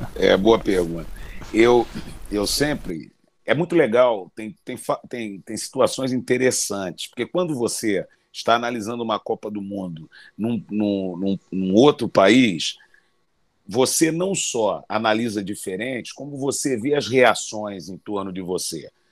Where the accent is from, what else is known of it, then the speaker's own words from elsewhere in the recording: Brazil; moved away; como brasileiro, como treinador internacional